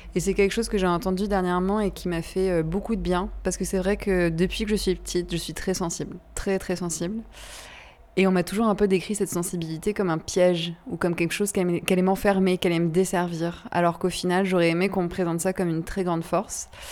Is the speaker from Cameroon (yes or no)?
no; Brittany, France; Je suis bretonne, comme mon prénom l'indique